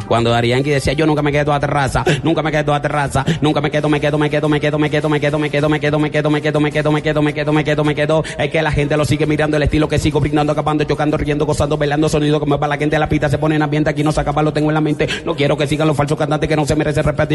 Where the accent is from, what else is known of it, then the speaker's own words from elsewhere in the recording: Santa Marta, Magdalena, Colombia; yo soy Samario. Samario. Más costeño